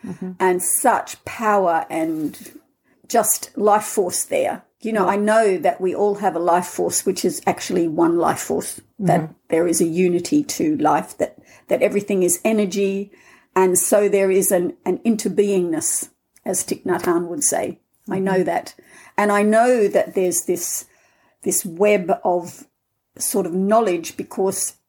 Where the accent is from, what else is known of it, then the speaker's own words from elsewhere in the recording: Australia; accent: Australian; moved away as an adult; also born or lived in Scotland; now in Findhorn, United Kingdom; I'm Australian, as you can hear in my accent. I left 40 years ago